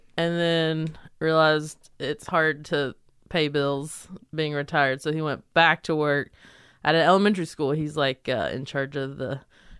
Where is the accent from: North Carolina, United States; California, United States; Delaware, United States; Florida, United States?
North Carolina, United States; Belmont; I am from Belmont. It's a small town in North Carolina outside of Charlotte.